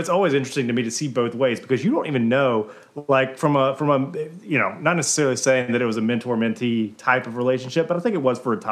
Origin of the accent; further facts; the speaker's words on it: Alabama, United States; We're from Alabama.